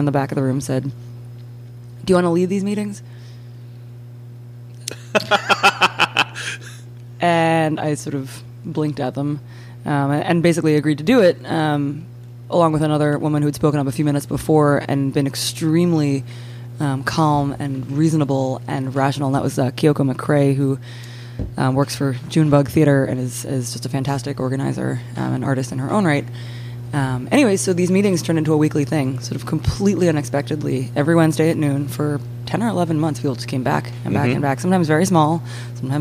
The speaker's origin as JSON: {"language": "English", "town": "Boston", "region": "Massachusetts", "country": "United States", "moved": "yes", "lives_now": "New Orleans, United States", "said": "I'm originally from Boston"}